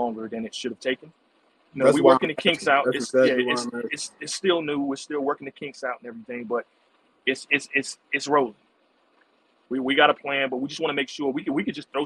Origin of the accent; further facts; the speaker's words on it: Vanceboro, North Carolina, United States; I'm actually from Vanceboro, North Carolina